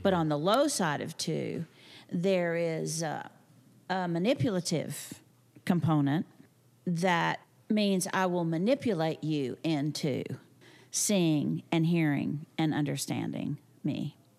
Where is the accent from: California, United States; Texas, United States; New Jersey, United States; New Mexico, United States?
Texas, United States; I'm from the Panhandle, from a farming and ranching community